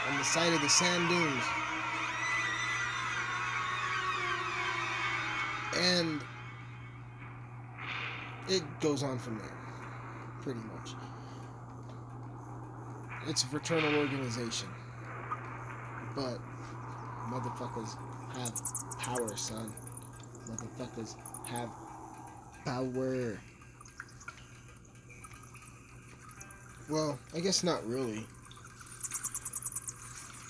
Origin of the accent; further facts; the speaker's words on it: Texas, United States; I'm from Texas